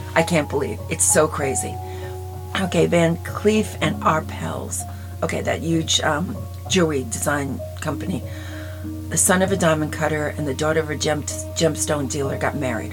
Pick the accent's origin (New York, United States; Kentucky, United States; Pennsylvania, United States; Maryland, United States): New York, United States; Long Island; moved away; also born or lived in Dallas; We're both from Long Island.